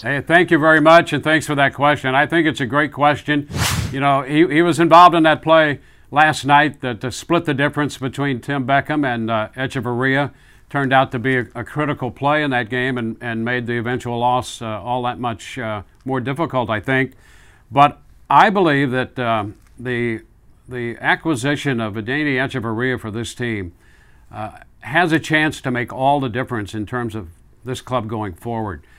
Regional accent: Midwest, United States; moved away; I grew up in the Midwest

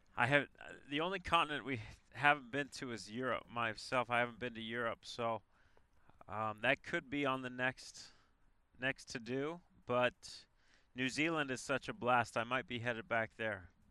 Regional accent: Colorado, United States; moved away as an adult; also born or lived in Arizona; played three sports in in high school in Colorado.

